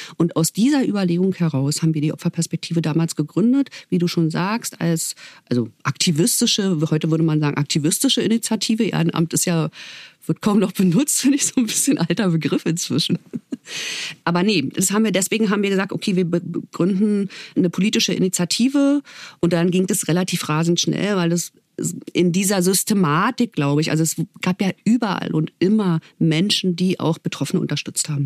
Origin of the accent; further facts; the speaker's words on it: Brandenburg, Germany; mich als Brandenburgerin